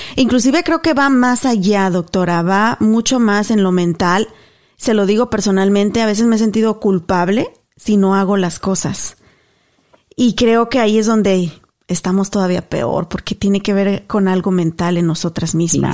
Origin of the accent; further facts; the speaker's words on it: Mexico; now in United States; yo recuerdo nacida y creciendo en México